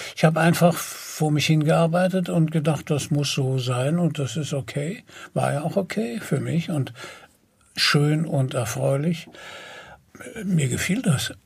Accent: Germany; als Europäer und als Deutsche

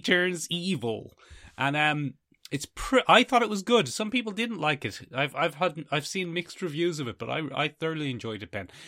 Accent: Ireland; We are Irish.

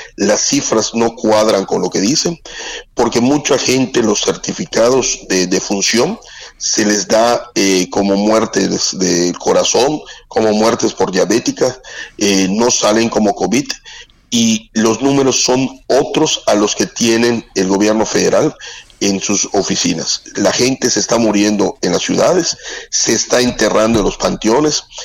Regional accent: southeast Mexico, Mexico; como somos los sureños

